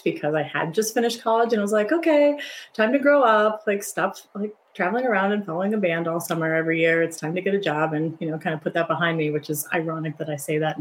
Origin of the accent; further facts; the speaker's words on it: Ohio, United States; I grew up in Ohio.